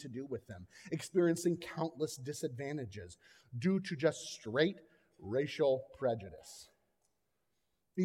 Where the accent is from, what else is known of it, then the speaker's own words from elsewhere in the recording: Florida, United States; I grew up in Florida